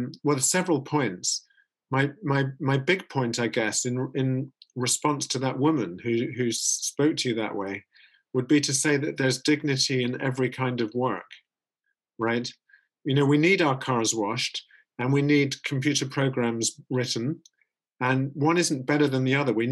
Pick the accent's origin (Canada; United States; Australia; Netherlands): Netherlands; English is a second language; You can hear my accent. We went to a Silicon Valley closer to home in the Netherlands, to a city called Eindhoven.